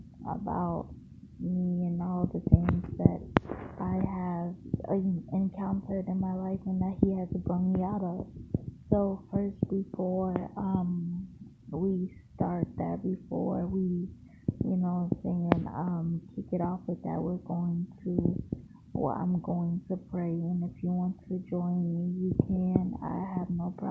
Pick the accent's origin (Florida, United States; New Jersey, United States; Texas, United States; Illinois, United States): Florida, United States; Largo; also born or lived in St. Petersburg, Florida; I was born in St. Petersburg, Florida, raised in Largo, Florida